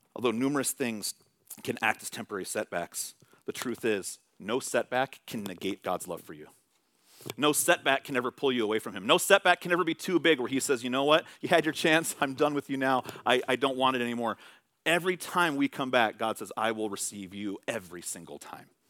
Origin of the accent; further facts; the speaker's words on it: Bay Area, California, United States; moved away; I'm from the Bay Area